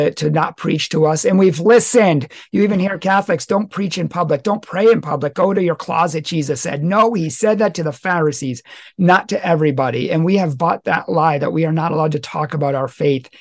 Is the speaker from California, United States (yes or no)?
no; Massachusetts, United States; moved away; from my original state, from where I was born in Massachusetts